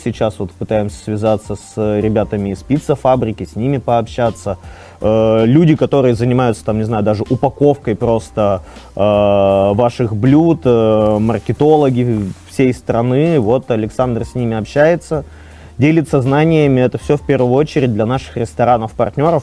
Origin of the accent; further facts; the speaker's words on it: Arkhangelsk, Arkhangelsk Oblast, Russia; я из Архангельска